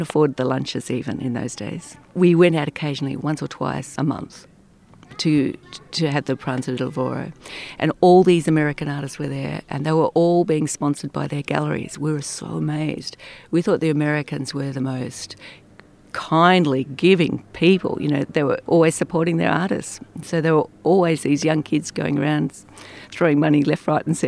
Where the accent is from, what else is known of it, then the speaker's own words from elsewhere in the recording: a little town north of Melbourne, Victoria, Australia; moved away as an adult; now in Italy; I was born in a little town north of Melbourne in the south of Australia.